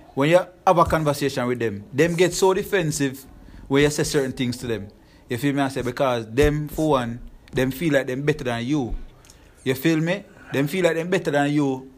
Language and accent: English; Jamaica; now in United States